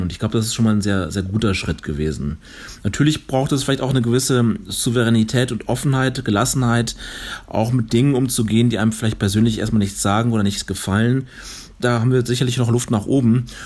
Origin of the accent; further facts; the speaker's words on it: North Rhine-Westphalia, Germany; moved away as an adult; now in Chemnitz, Germany; ich komme ja aus, aus Nordrhein-Westfalen